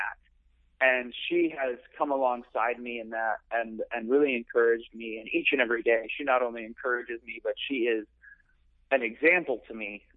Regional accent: Chicago, Illinois, United States; moved away; I'm from Chicago mm-hmm. originally, in the suburbs

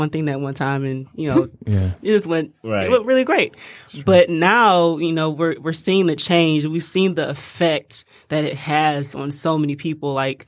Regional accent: Detroit, Michigan, United States; Yeah, West Side.

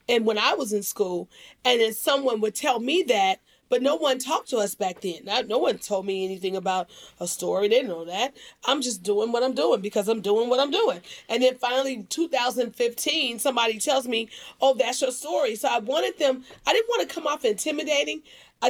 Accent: Dixmoor, Illinois, United States; we grew up in Dixmoor, Illinois

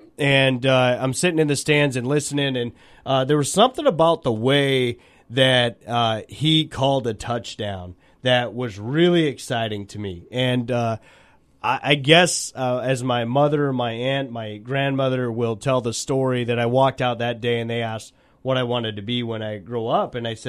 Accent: Nebraska, United States; I grew up in Nebraska.

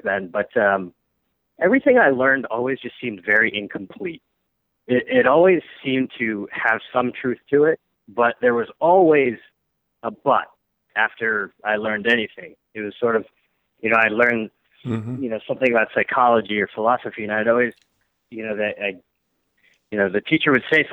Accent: New Hampshire, United States; moved away as an adult; I'm from New Hampshire originally, and as I left, you know, sort of suburban New Hampshire to join the military

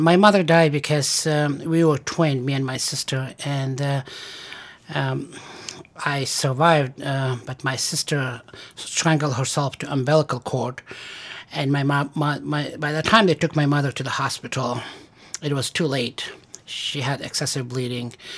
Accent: Afghanistan; moved away as an adult; also born or lived in Stanford, California / Massachusetts / Pennsylvania / refugee camp; now in Syracuse, United States; I was born in Afghanistan and I went to medical school there

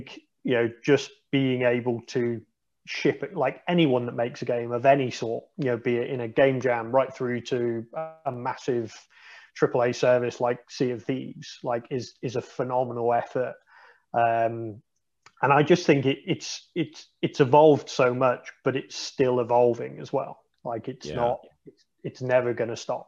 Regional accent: United Kingdom; I think as British people

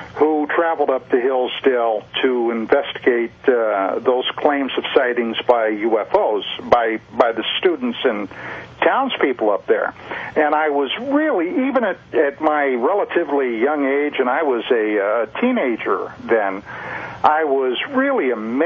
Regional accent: Pennsylvania, United States; moved away; I'm originally from the state of Pennsylvania

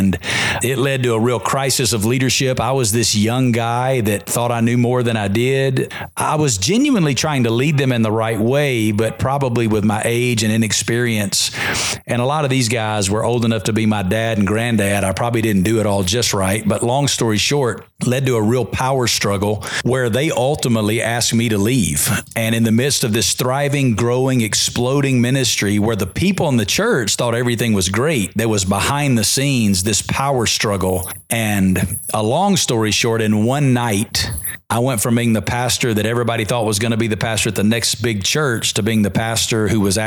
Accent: Alabama, United States; moved away as an adult; now in Las Vegas, United States; because I'm from Alabama.

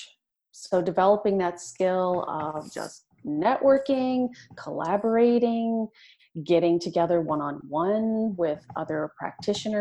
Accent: Hammonds Plains, Nova Scotia, Canada; I grew up just outside of Halifax, Nova Scotia, in a small community called Hammond's Plains

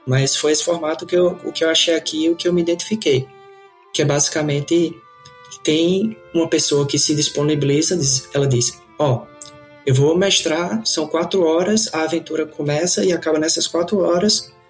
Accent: Campina Grande, Paraíba, Brazil; moved away as an adult; now in Canada; nasci em Campina Grande, Paraíba. É, fui criado, criado lá

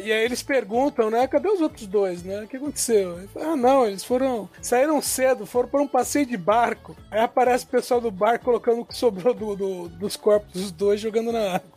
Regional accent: interior of Minas Gerais, Brazil; moved away; a cidade onde eu nasci, no interior de Minas, só, ah. na, na época que eu era adolescente, só tinha um hotel

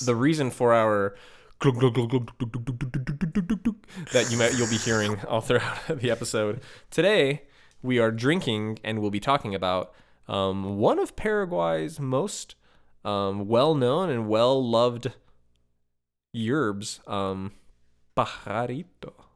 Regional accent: Chicago, Illinois, United States; growing up in Chicago

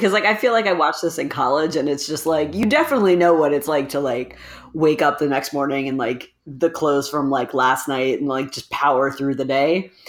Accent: New Jersey, United States; I grew up in Jersey and the, the Northeast

